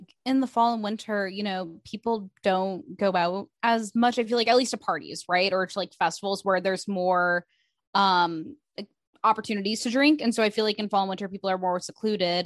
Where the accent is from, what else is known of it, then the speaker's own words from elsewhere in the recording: Midwest, United States; moved away; I'm from the Midwest